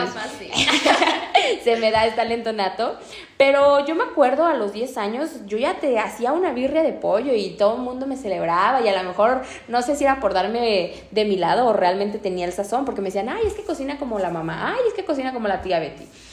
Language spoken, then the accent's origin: Spanish; Guadalajara, Jalisco, Mexico; yo nací en la Perla Tapatía